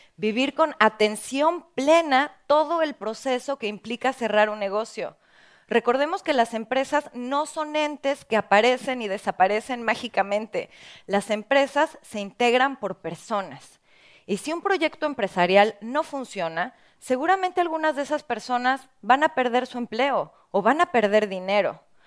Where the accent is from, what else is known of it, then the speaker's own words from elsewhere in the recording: Mexico; en mi país, en México